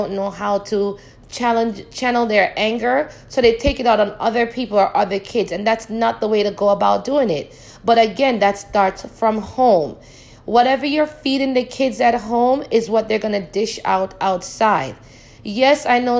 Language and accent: English; Jamaica; moved away; Growing up in Jamaica